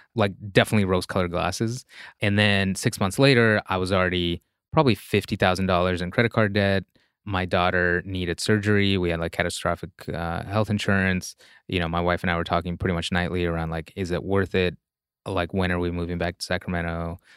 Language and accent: English; Russia; English is a second language; moved away; there's a certain mental model I grew up with in Russia